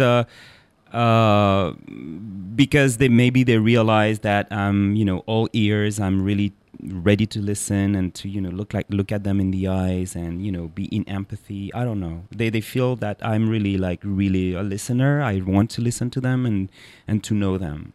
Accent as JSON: {"language": "English", "town": "Paris", "region": "Île-de-France", "country": "France", "tie": "born or raised there", "said": "I'm a Parisian and I was born in Paris and grew up there"}